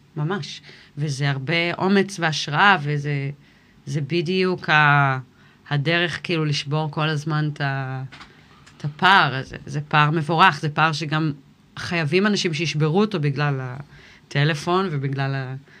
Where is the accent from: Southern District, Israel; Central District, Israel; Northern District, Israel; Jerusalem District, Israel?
Northern District, Israel; Kfar Vradim; also born or lived in United States / Miami, Florida / Ga'aton; נולדתי בארצות הברית, ובגיל שלוש עלינו לארץ. ואז הייתי פה עד גיל 16.